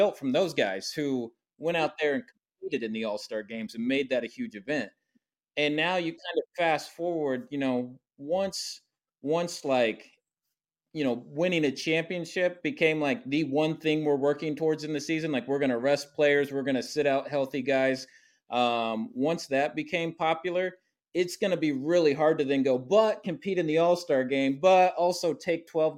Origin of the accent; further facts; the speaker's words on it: 30 minutes north of Terre Haute, Indiana, United States; I actually grew up just 30 minutes north of Terre Haute, where Indiana State is